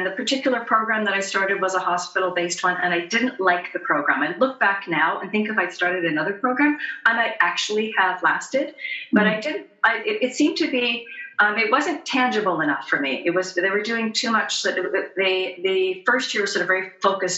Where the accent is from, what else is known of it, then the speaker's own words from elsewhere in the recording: Chilliwack, British Columbia, Canada; also born or lived in Seattle, United States; now in Vancouver, Canada; I was raised in the Fraser Valley in southern British Columbia in a town called Chilliwack